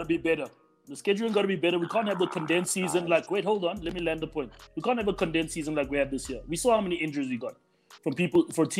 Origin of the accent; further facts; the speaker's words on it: South Africa; me as a South African guy